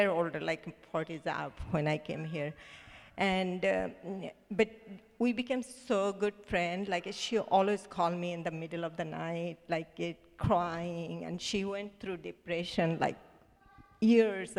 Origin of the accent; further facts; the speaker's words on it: Bangladesh; English is a second language; moved away as an adult; We are six sisters, and you know, I'm from Bangladesh